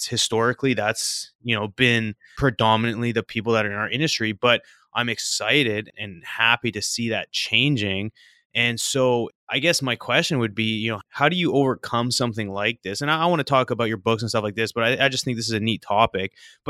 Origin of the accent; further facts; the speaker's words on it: Canada; now in United States; being Canadian